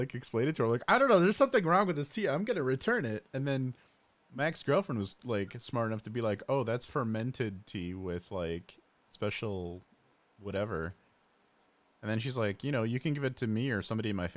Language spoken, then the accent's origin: English; Addison, Illinois, United States; I'm in Addison right now, you know, my hometown